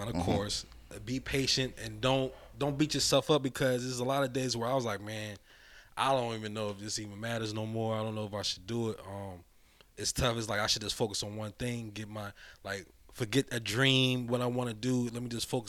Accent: South Carolina, United States; I'm from, like, Carolina

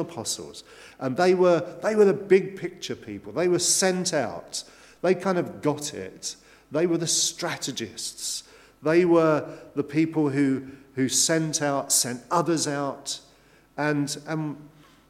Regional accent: England, United Kingdom; we're English

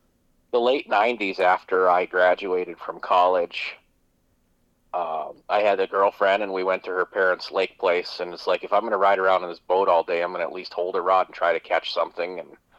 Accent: Grand Forks, North Dakota, United States; I am from Grand Forks, North Dakota, up on the Red River of the North.

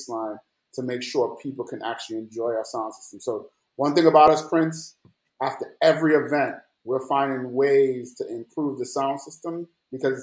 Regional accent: Jamaica; also born or lived in New York; now in Atlanta, United States; growing up in Jamaica

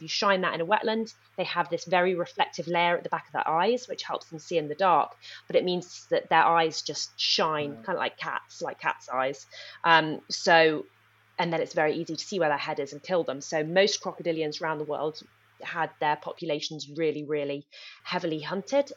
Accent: Nepal; moved away; I grew up in Nepal

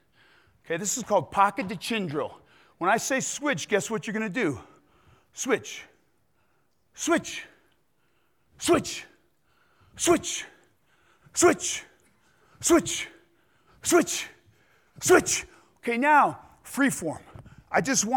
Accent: New England, United States; I grew up in New England

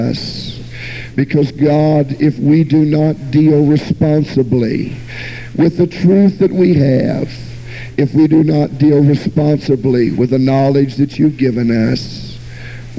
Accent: Jacksonville, Florida, United States; born or raised there; also born or lived in Miami, Florida

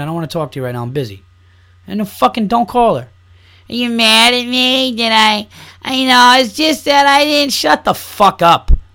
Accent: New York, United States; growing up in New York, it is so much into Yankees, Knicks, and Giants

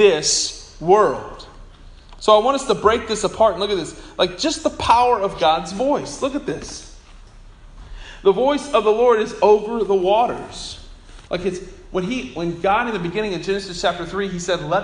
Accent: Bartlesville, Oklahoma, United States; when I was a kid growing up in Bartlesville

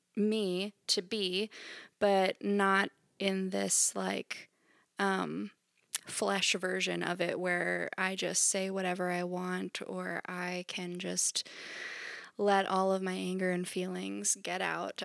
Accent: Central Pennsylvania, United States; I am a Central P A native

